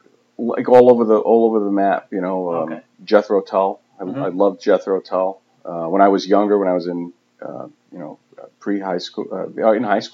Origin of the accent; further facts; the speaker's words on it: Coventry, Rhode Island, United States; I grew up in Western Coventry, out in the sticks with all the farmers and cow barns